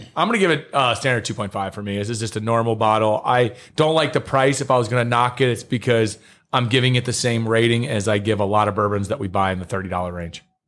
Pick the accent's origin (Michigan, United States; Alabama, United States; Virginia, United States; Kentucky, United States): Kentucky, United States; near Cincinnati, Northern; grew up like more or less where Kentucky, Ohio, and Indiana touch